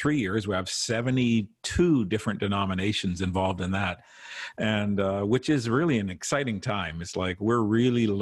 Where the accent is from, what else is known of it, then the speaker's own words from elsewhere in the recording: Saskatchewan, Canada; now in Toronto, Canada; when we were kids growing up in Saskatchewan